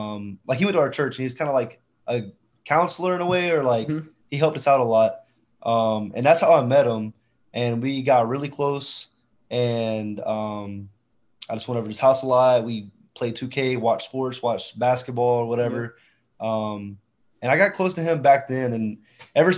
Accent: Georgia, United States; moved away as an adult; also born or lived in South Beach, Florida; I moved back to my hometown where I grew up

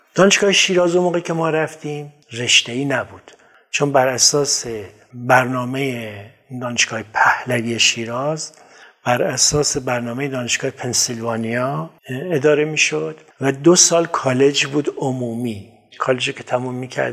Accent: Kermanshah, Kermanshah Province, Iran; من در کرموشا به دنیا اومدم

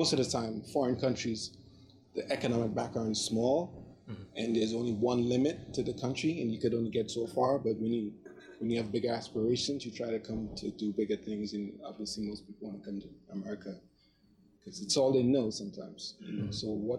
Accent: Trinidad & Tobago; now in United States; All right. So I've been a foreign student since 1995. I came from Trinidad and Tobago.

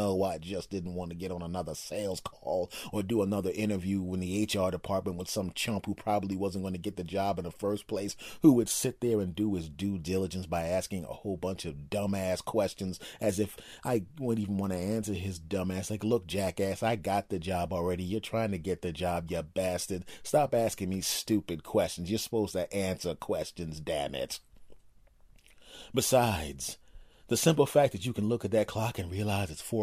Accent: Philadelphia, Pennsylvania, United States; moved away; I was originally from Philadelphia

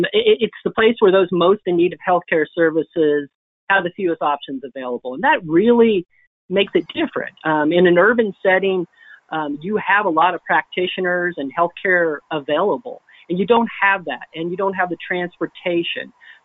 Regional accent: Holton, Kansas, United States; I'm actually the fifth generation born and raised in Holton, Kansas, which is a small two-stoplight community in northeast Kansas.

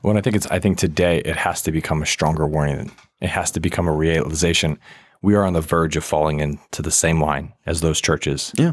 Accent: Virginia, United States; moved away; also born or lived in Washington State; I grew up in Virginia for a bit

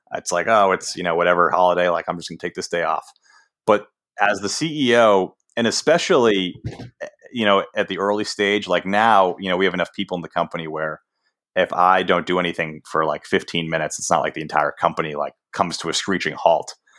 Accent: Boston, Massachusetts, United States; I grew up in Boston, which is like the sports talk radio capital uh, of the country.

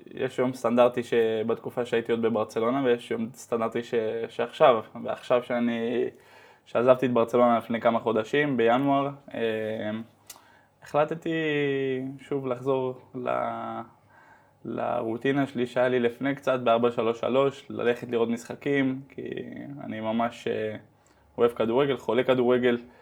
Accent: Amsterdam, North Holland, Netherlands; moved away as an adult; also born or lived in Netanya, Israel; now in Spain; נולדתי וגדלתי בהולנד

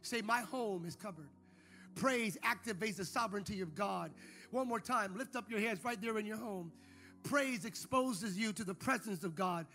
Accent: United States; speaking as an American

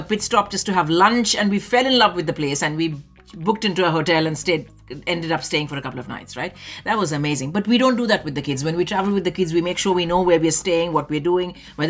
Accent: Delhi, India; moved away; about my childhood, about growing up in Delhi.

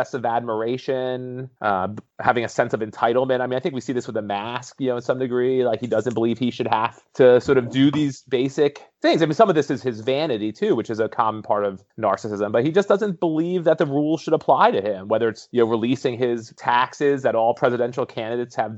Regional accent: New York, United States; I grew up in New York

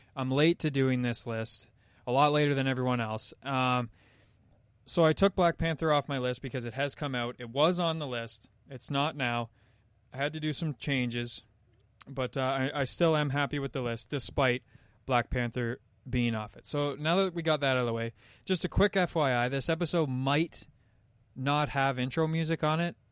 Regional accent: Canada; as a Canadian

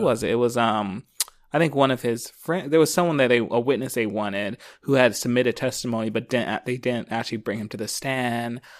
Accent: Philadelphia, Pennsylvania, United States; now in Los Angeles, United States; growing up in Philly.

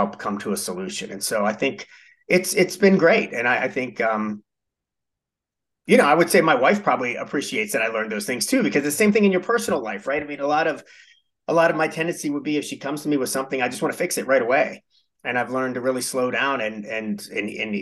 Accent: Pittsburgh, Pennsylvania, United States; moved away as an adult; also born or lived in Midwest; I was born and raised in Pittsburgh

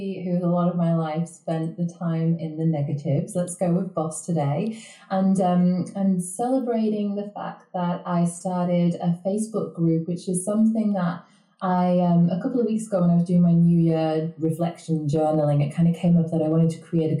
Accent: the north of England, United Kingdom; I'm not Canadian, and I don't actually live in Canada either. I'm coming from the north of England

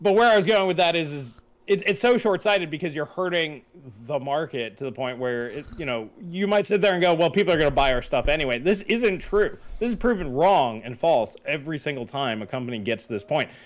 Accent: Long Island, New York, United States; I grew up on Long Island, you know, surrounded by Italians with good Italian food

